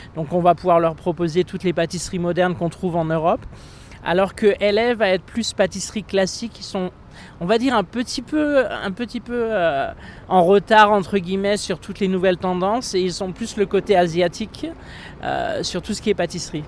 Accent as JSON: {"language": "French", "area": "Champagne", "region": "Grand Est", "country": "France", "tie": "born or raised there", "also_born_or_lived": "Monaco / Annecy / New York", "moved": "as an adult", "lives_now": "Los Angeles, United States", "said": "Je suis né en Champagne."}